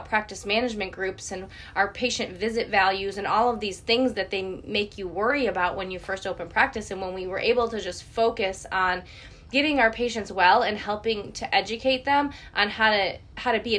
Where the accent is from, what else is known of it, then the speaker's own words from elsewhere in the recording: Michigan, United States; moved away as an adult; also born or lived in Georgia; now in Florida, United States; I'm from Michigan